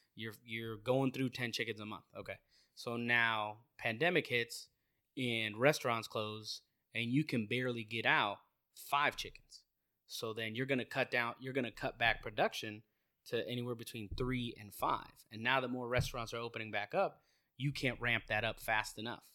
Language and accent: English; Maryland, United States; I'm from Maryland